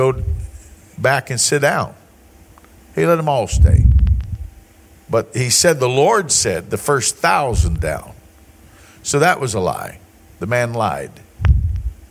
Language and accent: English; the South, United States; I was raised in the South